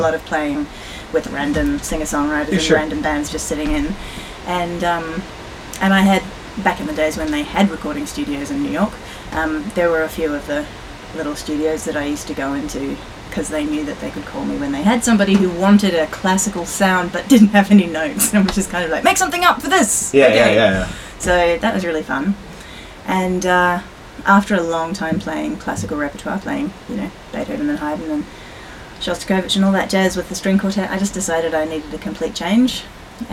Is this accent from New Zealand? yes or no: yes; New Zealand; moved away; I'm from New Zealand